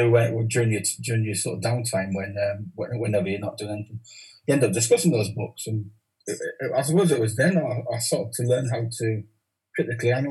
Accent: Newcastle upon Tyne, North East England, United Kingdom; accent: Geordie; also born or lived in Carlisle; I grew up in a village just outside, a village called Hazelrigg, a pit village

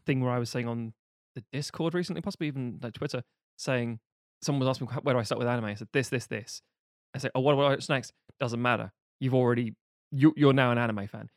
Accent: United Kingdom; a British person

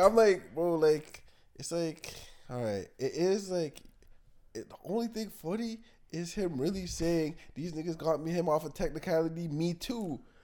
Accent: Canada; I'm Canadian

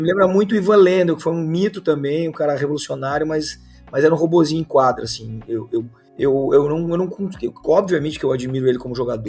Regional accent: Gaúcho, Rio Grande do Sul, Brazil; como bom gaúcho

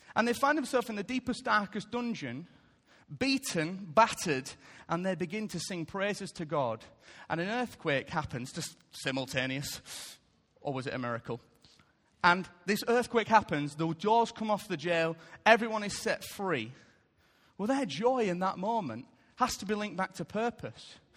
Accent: United Kingdom; I love being British

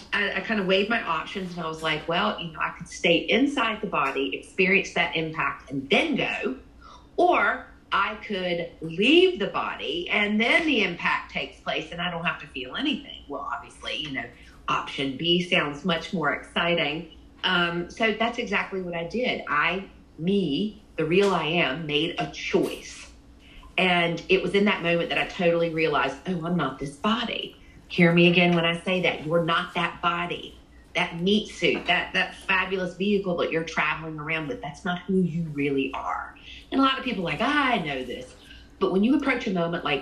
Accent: Virginia, United States; I grew up in the Bible Belt in Virginia, and I was a preacher's daughter

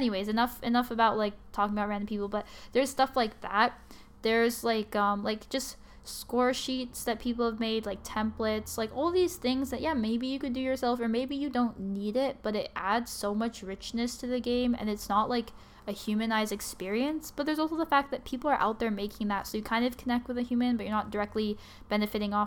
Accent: Canada; I'm also Canadian

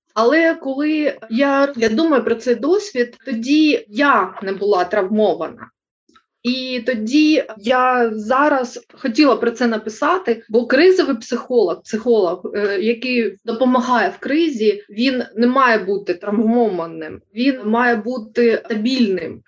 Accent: Kharkiv, Kharkiv Oblast, Ukraine; ми, харків'яни

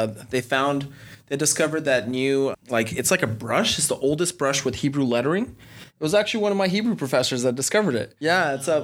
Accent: California, United States; also born or lived in Birmingham, Alabama; now in Orlando, United States; I'm originally from California

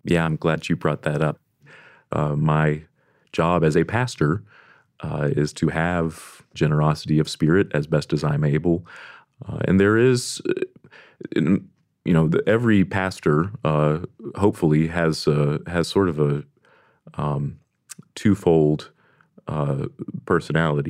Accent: Deep South, United States; I am from the Deep South

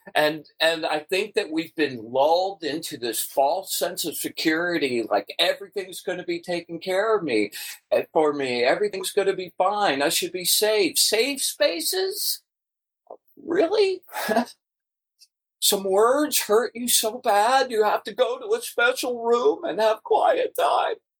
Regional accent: Atlanta, Georgia, United States; I grew up in Atlanta and my first gig was at Atlanta Magazine

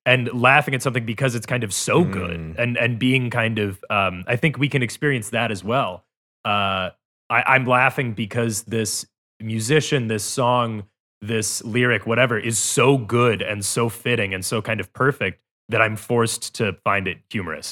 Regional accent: outside of Chicago, Illinois, United States; moved away; also born or lived in Glasgow, Scotland / Cleveland; when I was growing up outside of Chicago

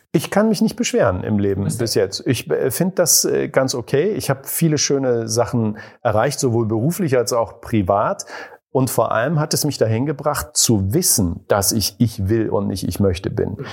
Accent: East Germany, Germany; Ich bin ja in der DDR groß geworden

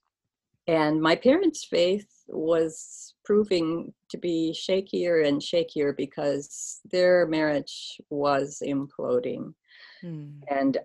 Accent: Oconomowoc, Wisconsin, United States; born or raised there; also born or lived in Watertown, Wisconsin

